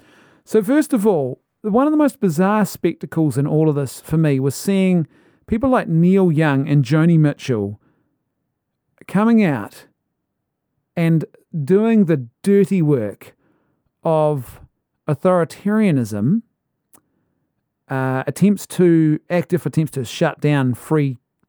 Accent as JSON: {"language": "English", "country": "Ireland", "said": "Maybe it's the Irishman in me, but I as an Irishman, you know, you go to the pub and you have the conversation."}